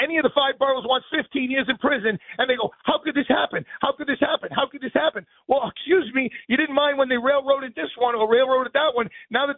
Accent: United States; I'm an American

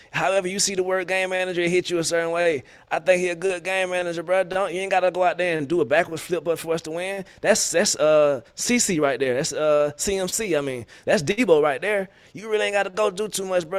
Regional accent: Florida, United States; I'm from Florida

